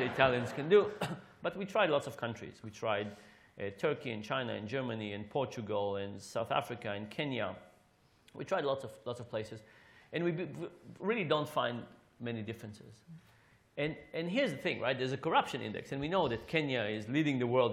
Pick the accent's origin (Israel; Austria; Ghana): Israel; now in United States; I grew up in Israel